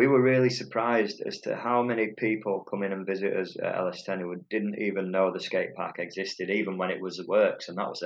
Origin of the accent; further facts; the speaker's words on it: Otley, Yorkshire and the Humber, United Kingdom; also born or lived in Horsforth / Leeds; So I was born in Otley and lived there ever since, pretty much. Well, I moved up to Horsforth, but I've always been around Leeds